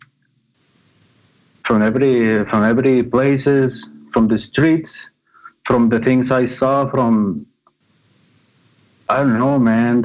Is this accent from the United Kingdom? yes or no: no; Guadalajara, Jalisco, Mexico; I'm from Guadalajara, Mexico